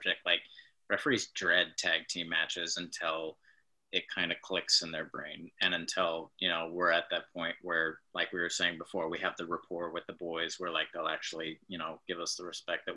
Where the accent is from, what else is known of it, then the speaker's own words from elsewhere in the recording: Oakland, California, United States; a self-professed like Raiders fan because I'm from Oakland